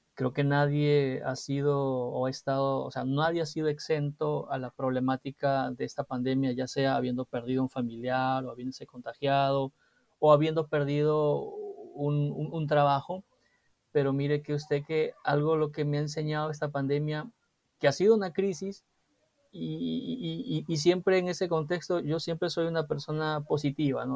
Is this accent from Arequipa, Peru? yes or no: no; Chincha Alta, Ica, Peru; moved away; yo soy de Chincha, del sur del país, y, siempre en las vacaciones era venir a Lima